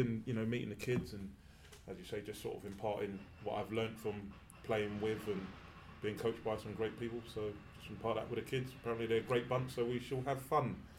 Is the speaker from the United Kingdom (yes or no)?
yes; England, United Kingdom; I'm an Englishman